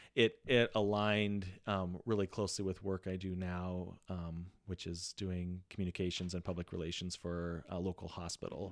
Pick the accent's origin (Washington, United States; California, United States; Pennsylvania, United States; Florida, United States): Washington, United States; Walla Walla; I'm this kid from Walla Walla